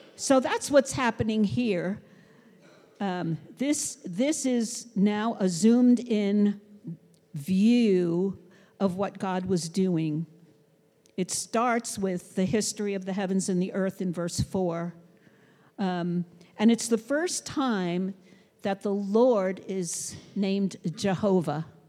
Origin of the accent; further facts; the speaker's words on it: New York City, New York, United States; I grew up in Brooklyn